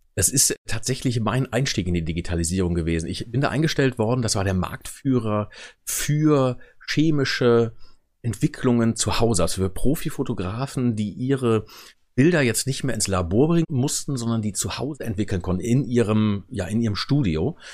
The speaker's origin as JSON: {"language": "German", "town": "Wermelskirchen", "region": "North Rhine-Westphalia", "country": "Germany", "tie": "born or raised there", "said": "Ich komme tatsächlich gebürtig aus dem Norden von Köln, im Bergischen Land. Da ist Wermelskirchen versteckt an der A1"}